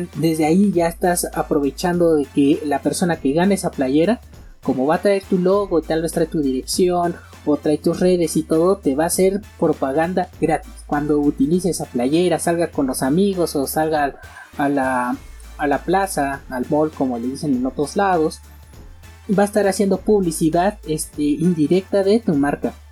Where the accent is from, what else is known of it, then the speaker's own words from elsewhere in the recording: Mexico; aquí en mi país, México